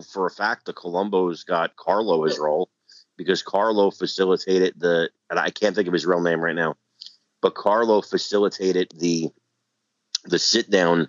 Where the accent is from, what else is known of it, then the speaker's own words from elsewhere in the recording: New Jersey, United States; I know a lot of guys. I'm an Italian from New Jersey. I know a lot of guys from that era.